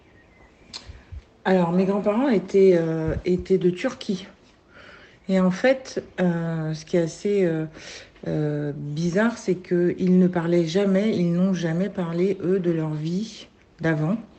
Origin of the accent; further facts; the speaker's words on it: France; Je suis née en France, d'un père français qui a été à l'école arménienne